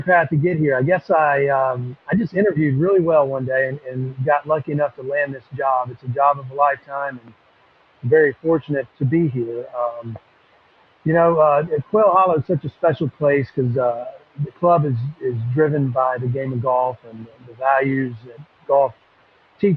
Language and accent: English; the Carolinas, United States; I'm a Carolinas boy.